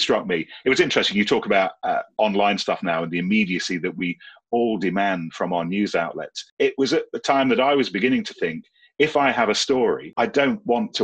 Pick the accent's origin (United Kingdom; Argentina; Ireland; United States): United Kingdom; Leicestershire, East Midlands; moved away as an adult; now in London, United Kingdom; I grew up in Leicestershire in the Sticks